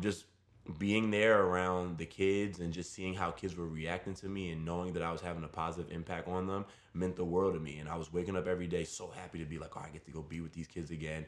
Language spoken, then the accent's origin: English; New York City, New York, United States; I grew up in Brooklyn. I was born and raised in the city